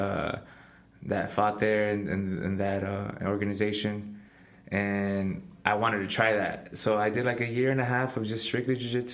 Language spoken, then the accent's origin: English; Pharr, Texas, United States; I fight professionally and I'm from Far, Texas